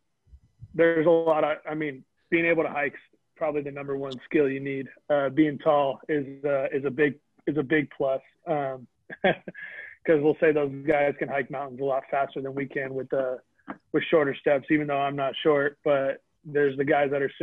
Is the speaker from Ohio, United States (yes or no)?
no; Vacaville, California, United States; my hometown's Vacaville. We have a prison here